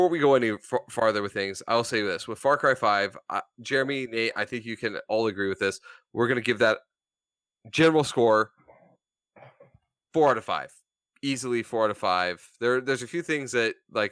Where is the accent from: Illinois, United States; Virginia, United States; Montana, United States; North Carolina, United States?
Montana, United States; I grew up in Montana